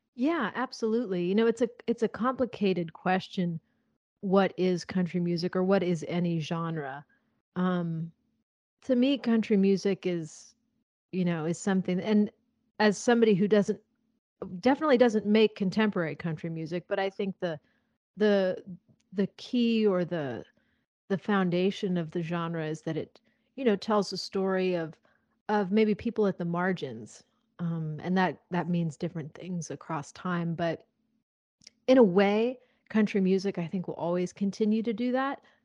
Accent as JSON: {"language": "English", "town": "Nashville", "region": "Tennessee", "country": "United States", "tie": "born or raised there", "said": "growing up in Nashville here"}